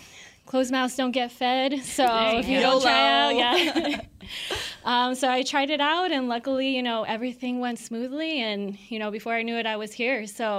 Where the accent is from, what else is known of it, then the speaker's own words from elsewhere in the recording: El Paso, Texas, United States; I am born and raised in El Paso, so shout out to the 915.